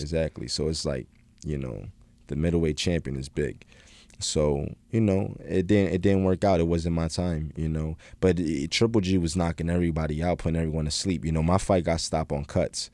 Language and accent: English; Philadelphia, Pennsylvania, United States; moved away as an adult; now in Los Angeles, United States; my hometown in Philly.